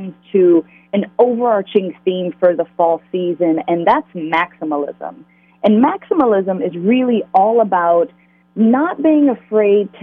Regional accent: Richmond, Virginia, United States; growing up in Virginia

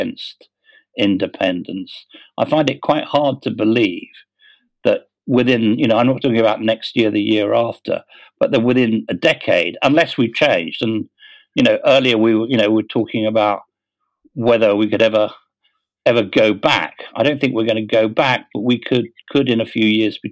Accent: London, United Kingdom; I was born in London and brought up in London

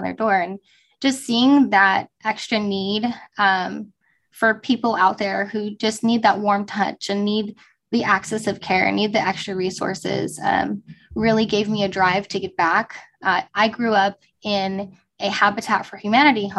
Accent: Fresno, California, United States; I grew up in Fresno, California, where there's a very high population of homeless

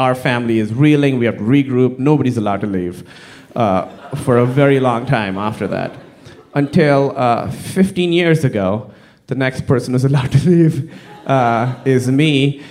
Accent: Pakistan; I'm from Pakistan

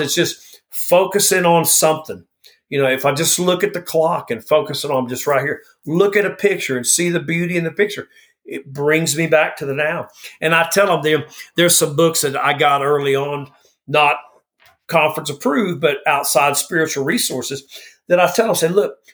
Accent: the South, United States; I'm from the South

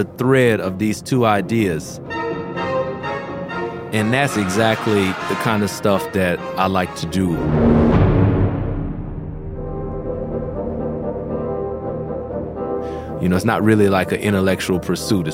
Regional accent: New Orleans, Louisiana, United States; growing up in New Orleans

